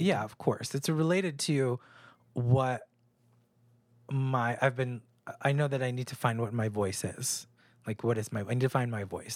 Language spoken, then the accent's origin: English; New Hampshire, United States; born or raised there; moved away; also born or lived in New York